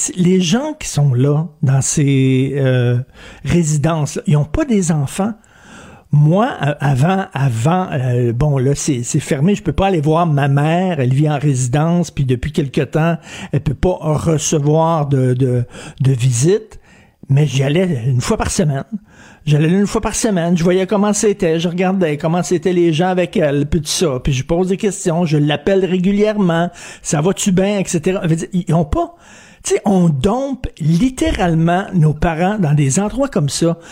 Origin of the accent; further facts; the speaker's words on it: Quebec, Canada; l'histoire du Québec, d'où on vient